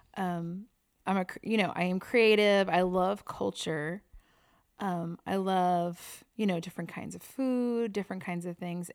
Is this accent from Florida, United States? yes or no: no; New York, United States; growing up in New York